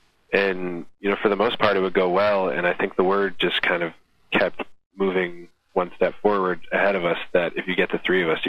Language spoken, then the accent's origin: English; the Bay Area, California, United States; We're from the Bay Area